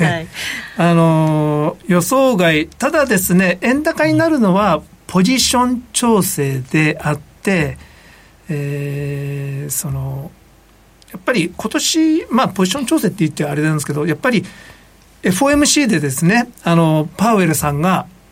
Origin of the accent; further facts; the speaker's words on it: Iga, Mie, Japan; moved away; うちの実家みたいにど田舎